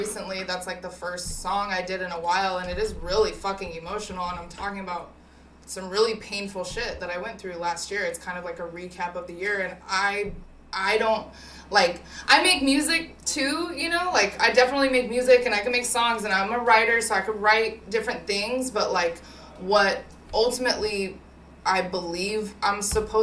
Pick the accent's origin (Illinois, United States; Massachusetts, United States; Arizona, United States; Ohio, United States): Arizona, United States; now in California, United States; In Arizona. I grew up in Arizona.